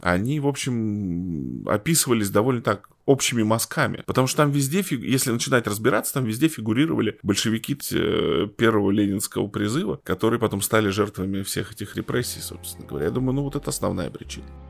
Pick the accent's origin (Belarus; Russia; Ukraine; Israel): Russia; Tomsk, Tomsk Oblast; я родился в Томске, вырос, я, собственно говоря, вся моя жизнь здесь прошла